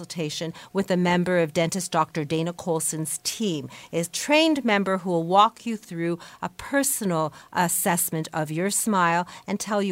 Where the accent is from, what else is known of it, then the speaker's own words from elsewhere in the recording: Canada; we're Canadians